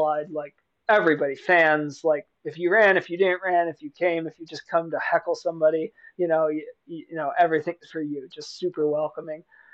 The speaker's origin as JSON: {"language": "English", "region": "Pennsylvania", "country": "United States", "tie": "born or raised there", "moved": "yes", "said": "the Conestoga Trail Run in my hometown"}